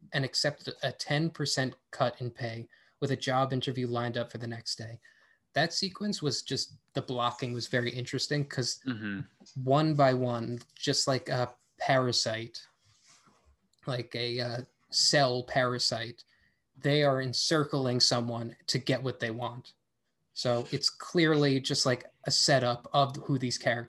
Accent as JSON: {"language": "English", "country": "United States", "said": "I am just an American man"}